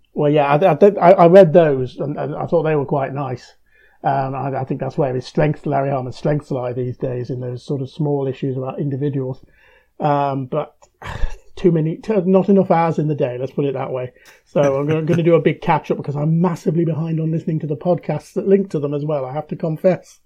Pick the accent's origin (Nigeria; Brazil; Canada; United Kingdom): United Kingdom; as a British reader